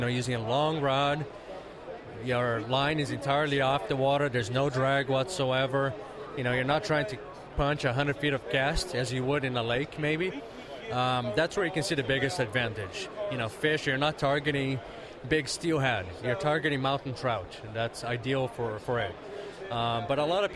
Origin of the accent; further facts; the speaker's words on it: Brazil; now in California, United States; Where I grew up in Brazil